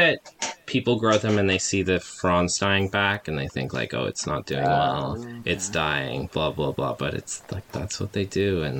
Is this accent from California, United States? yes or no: yes; Calistoga, California, United States; born there; I was born actually out in Calistoga, so we lived there for the first couple of years of my life and then moved out here